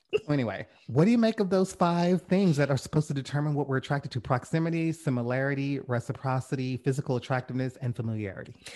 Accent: the South, United States; I'm from the South. I grew up around Southerners

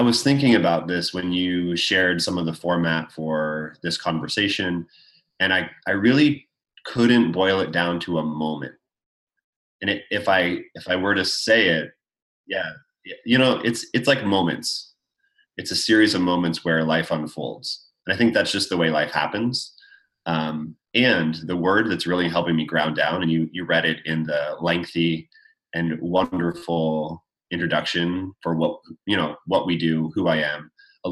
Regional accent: Canada; I grew up in Canada

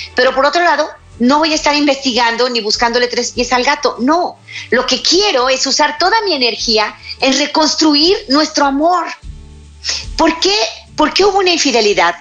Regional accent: Mexico; mi país, México

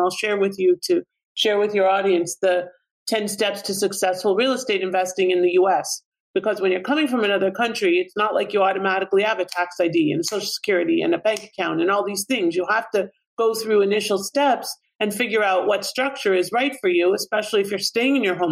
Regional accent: Canada; moved away as an adult; now in United States; my home country of Canada

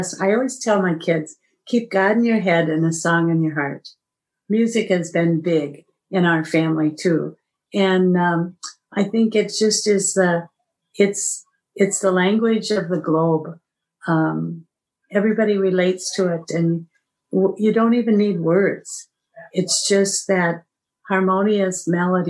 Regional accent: Iowa, United States; I'm from Iowa

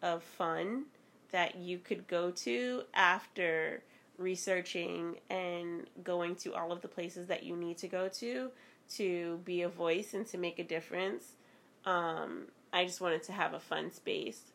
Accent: Boston, Massachusetts, United States; Growing up in Boston, though, I can say that my older cousins and family members taught me to be very street smart very early on

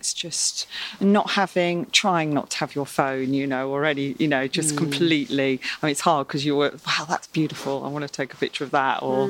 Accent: West Sussex, South East England, United Kingdom; moved away; I grew up in West Sussex

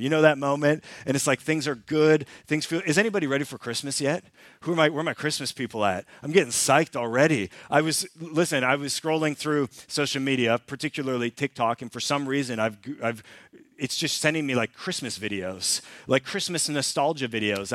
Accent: Canada; now in Sweden; I'm Canadian, and we lived in Canada for a number of years

